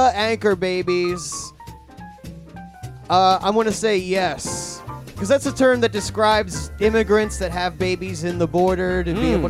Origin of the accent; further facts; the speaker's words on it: California, United States; I'm from California.